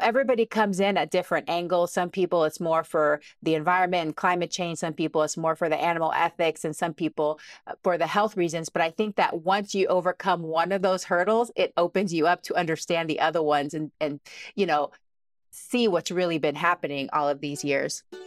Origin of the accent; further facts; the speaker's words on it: Texas, United States; moved away; also born or lived in Cincinnati, Ohio; I grew up in Texas